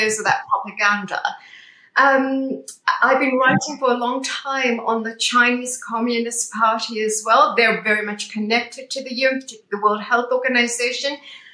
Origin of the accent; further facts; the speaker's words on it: South Africa; now in United Kingdom; being South African originally, I grew up under apartheid